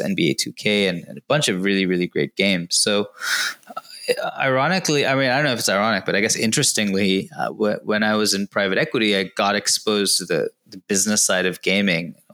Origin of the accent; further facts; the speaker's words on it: Indonesia; also born or lived in Kochi, India; I was born in Cochin in Kerala, um, but about a month after I was born, uh, moved to Indonesia and, and, sort of never looked back um, for the first 18 years of my life.